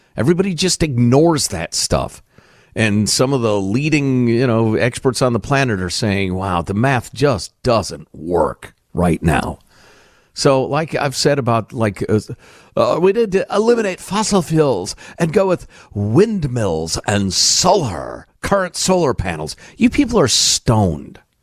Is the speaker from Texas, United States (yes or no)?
no; Chicago, Illinois, United States; near where I grew up in Chicagoland